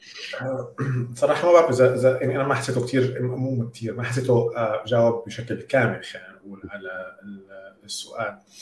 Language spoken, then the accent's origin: Arabic; Syria; moved away as an adult; also born or lived in United States; كوني انا كنت عايش بسوريا يعني انا سافرت من سوريا كان عمري 22 سنه